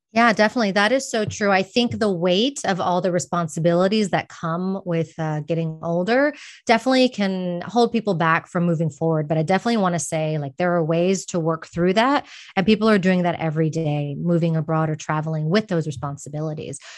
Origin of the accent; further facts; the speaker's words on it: Texas, United States; moved away as an adult; also born or lived in Austin, Texas; now in Madrid, Spain; I'm from Texas, and moved to Madrid, Spain